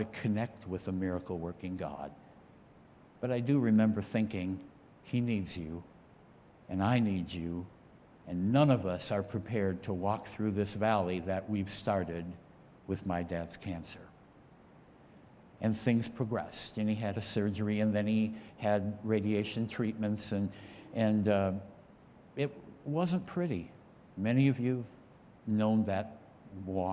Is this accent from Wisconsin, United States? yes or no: yes; near Stevens Point, rural Wisconsin, United States; also born or lived in Austin, Wisconsin; I actually grew up just about 10 or 15 minutes up the road from right here, outside of a little town called Melador. And we were farmers there. And growing up in rural Wisconsin